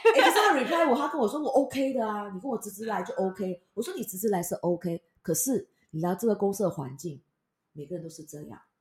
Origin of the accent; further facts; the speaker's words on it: Malaysia; now in Taiwan; 我是从马来西亚飘过来的